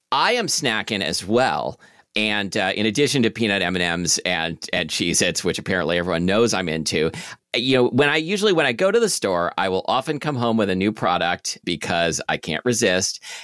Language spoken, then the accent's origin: English; Portland, Oregon, United States; That's what I grew up with on Southwest forty-sixth Street in Portland